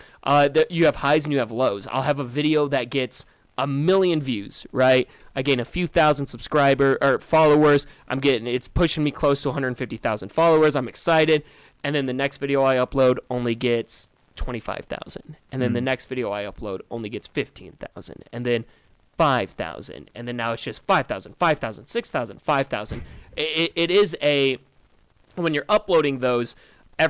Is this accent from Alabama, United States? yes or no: no; Iowa, United States; also born or lived in Solon, Iowa / Cedar Rapids, Iowa / Quad Cities / Des Moines; Grew up in Solon, Iowa, Cedar Rapids, Quad Cities. I've been all over in Iowa, but I've never left Iowa.